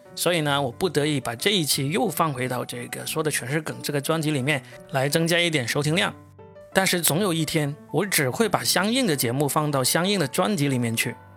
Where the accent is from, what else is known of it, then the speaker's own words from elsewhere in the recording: China; 我们中国人